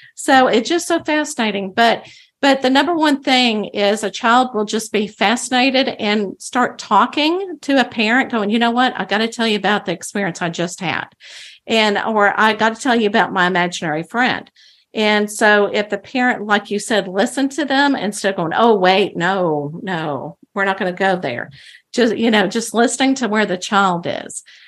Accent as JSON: {"language": "English", "region": "Bible Belt of Texas", "country": "United States", "tie": "born or raised there", "said": "I grew up in the Bible Belt of Texas"}